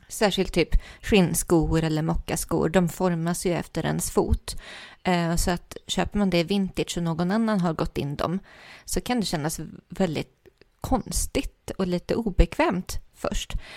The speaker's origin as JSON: {"language": "Swedish", "region": "Värmland", "country": "Sweden", "said": "jag är från Värmland"}